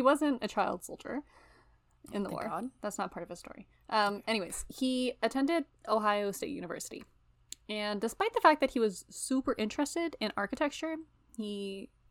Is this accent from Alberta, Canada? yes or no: no; Ontario, Canada; moved away; I'm from Ontario